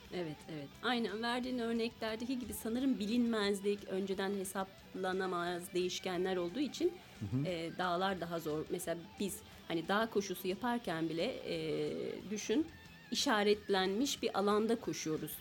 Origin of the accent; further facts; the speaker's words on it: Amasya, Turkey; ben Amasya doğumluyum.